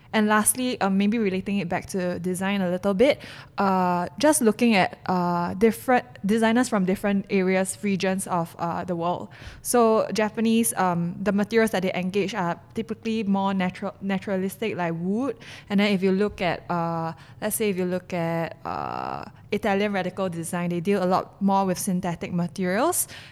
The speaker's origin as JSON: {"language": "English", "country": "Singapore", "said": "I'm a Singaporean and Singaporeans are known to be foodies"}